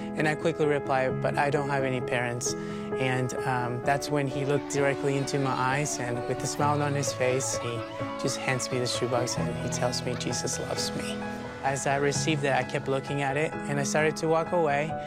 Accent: El Salvador; moved away; I'm from El Salvador. I actually don't know much about my own country uh, because I was in an orphanage in the middle of nowhere, and that's where I grew up.

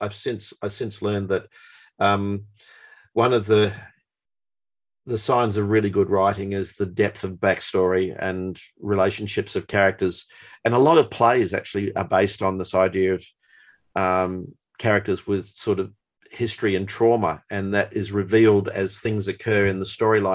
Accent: Melbourne, Victoria, Australia; also born or lived in New Zealand; growing up in Melbourne, it was a fairly Anglo-Celtic society

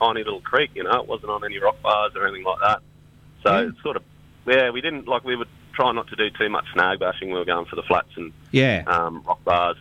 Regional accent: Darwin, Northern Territory, Australia; now in Cairns, Australia; we've always had a bit of a family memory growing up in Darwin

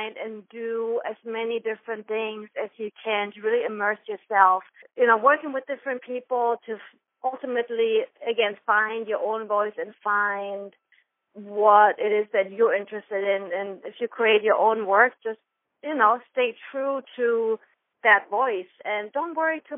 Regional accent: Germany; accent: German; English is a second language; moved away as an adult; now in New York, United States; I'm originally from Germany, and I moved to New York almost 15 years ago.

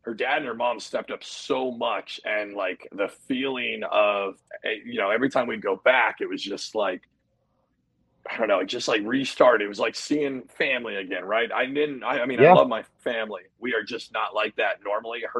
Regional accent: Seattle, Washington, United States; moved away; also born or lived in New Jersey; I grew up in a family. It's not a big family, quite to say, right? Like a smaller family. It was a traditional, like I'm originally from Seattle

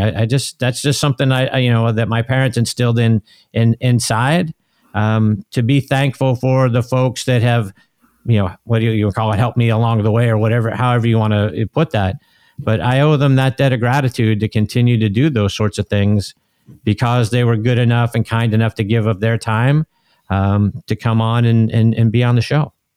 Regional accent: Pittsburgh, Pennsylvania, United States; I'm from Pittsburgh

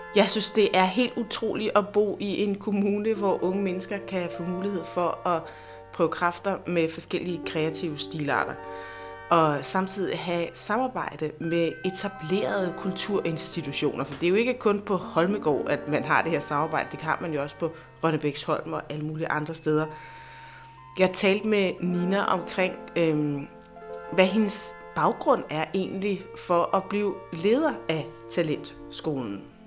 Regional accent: Næstved, Zealand, Denmark; moved away as an adult; also born or lived in Copenhagen; jeg er født og opvokset i Næstved. I mange år har jeg dog boet i København, men nu er jeg og min familie flyttet tilbage

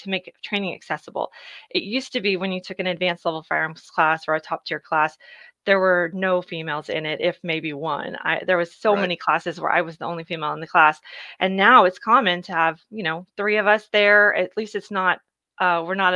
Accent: Dallas, Texas, United States; I grew up in Dallas

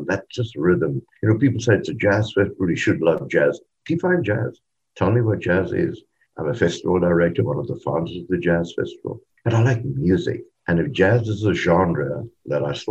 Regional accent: Cape Town, Western Cape, South Africa; we were all from Cape Town, so we were born there and we were raised there.

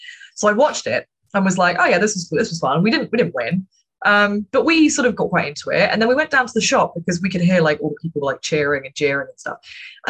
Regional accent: United Kingdom; it's a strange duality to being a Brit. You're both proud and ashamed at the same time.

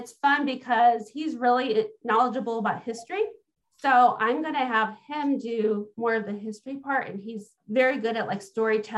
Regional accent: Illinois, United States; I actually grew up in Illinois

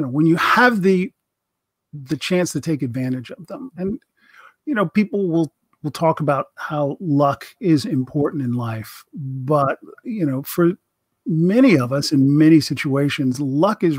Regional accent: Georgia, United States; moved away as an adult; now in California, United States; I came to California from Georgia, where I was raised and went to school, high school and college

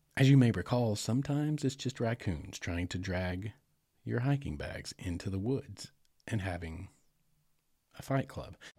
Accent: Arkansas, United States; right here in my home state

